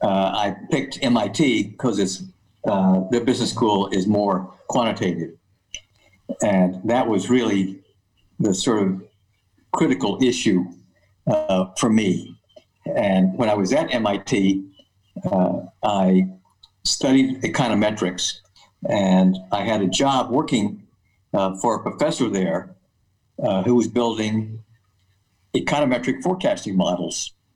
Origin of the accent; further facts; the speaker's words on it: West Texas, United States; moved away as an adult; also born or lived in Austin, Texas / Massachusetts; So I grew up in West Texas, oddly enough, and I went to the University of Texas in Austin and got a mechanical engineering degree.